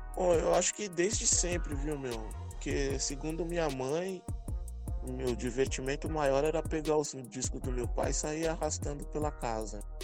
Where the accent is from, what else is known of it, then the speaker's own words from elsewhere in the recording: São Paulo, Brazil; eu vim do centro de São Paulo, ali no bairro do Bexiga, nascido e criado ali. Hoje moro na Zona Sul